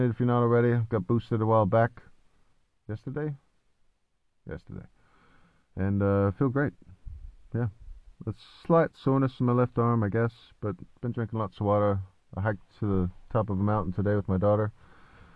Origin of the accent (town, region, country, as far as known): Oak Harbor, Washington, United States; born or raised there